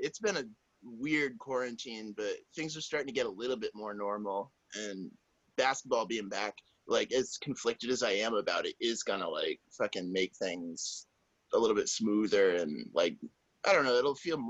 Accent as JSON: {"language": "English", "region": "New England", "country": "United States", "tie": "born or raised there", "lives_now": "North Carolina, United States", "said": "But I grew up in New England"}